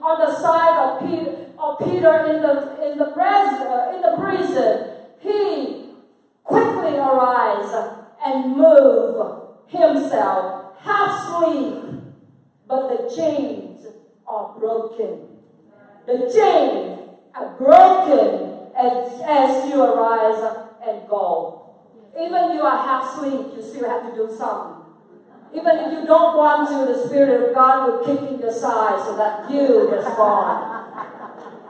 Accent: Vietnam; I'm come from Vietnam.

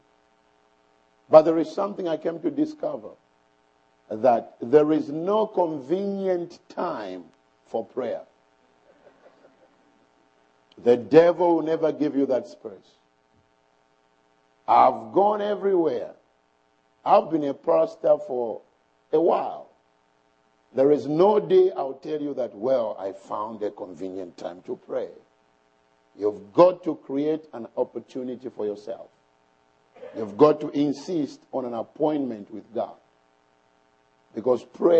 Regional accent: Bushbuckridge, Mpumalanga, South Africa; I come from South Africa in a town called Bushbuck Ridge

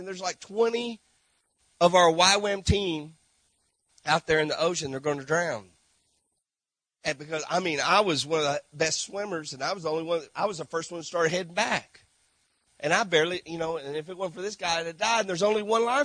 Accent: Granbury, Texas, United States; moved away as an adult; now in St. Marc, Haiti; grew up in Granbury, Texas, with Lake Granbury here

